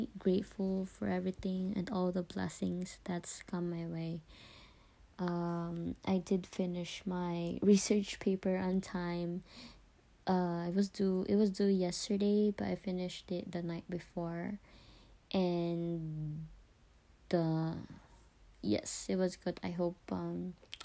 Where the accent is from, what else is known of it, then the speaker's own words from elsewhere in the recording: Philippines; I was a first year in high school in the Philippines. I went to a Catholic school in my hometown